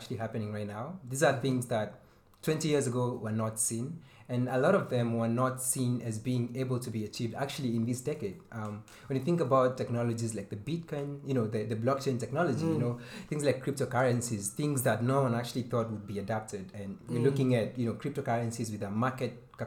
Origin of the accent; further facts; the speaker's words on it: Kenya; I'm Kenyan.